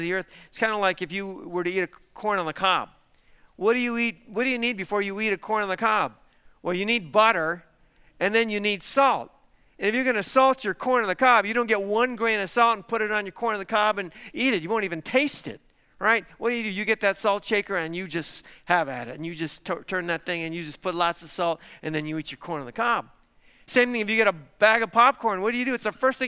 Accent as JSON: {"language": "English", "town": "Isleta", "region": "Texas", "country": "United States", "tie": "born or raised there", "said": "I was born in Isleta, Texas. Now, my parents actually didn't live in Isleta. They lived about 90 miles away in a city called Del City"}